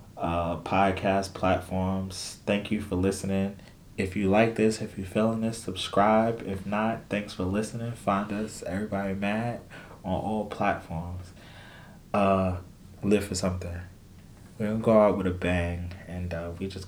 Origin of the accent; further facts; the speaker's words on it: New York City, New York, United States; As a New Yorker